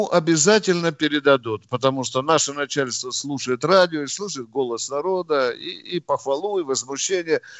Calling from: Moscow Oblast, Russia; из Подмосковья.

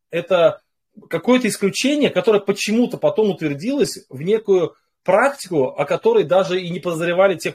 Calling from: Saint Petersburg, Russia; я из Санкт-Петербурга.

